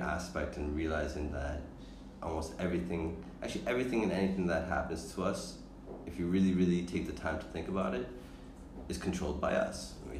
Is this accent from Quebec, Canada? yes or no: no; Toronto, Ontario, Canada; moved away as an adult; now in Bali, Indonesia; I'm from Toronto originally, and I've been in Bali for just under 2 years now.